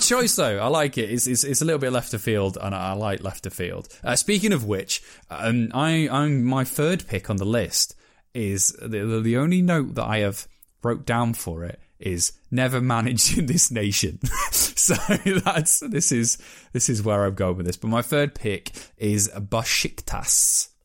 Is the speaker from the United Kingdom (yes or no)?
yes; Merthyr Tydfil, Wales, United Kingdom; the place that I was born in Wales